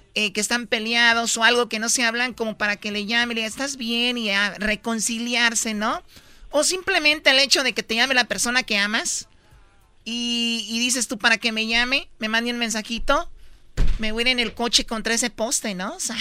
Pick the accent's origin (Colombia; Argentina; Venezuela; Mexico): Mexico; Jalisco; now in Mexico City, Mexico; somos de Jalisco